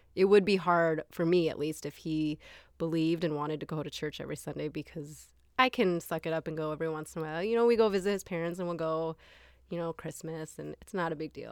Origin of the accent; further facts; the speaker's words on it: Minnesota, United States; also born or lived in Taiwan; I grew up in Minnesota